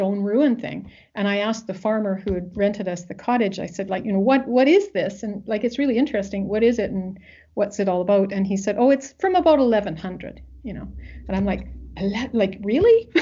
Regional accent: Western Canada, Canada; I'm from Western Canada

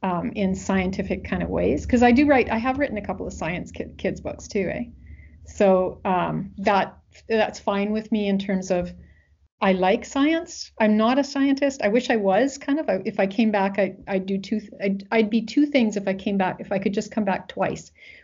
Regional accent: Wales, United Kingdom; But that's because, you know, I'm Welsh, right? And I was raised with a certain tradition.

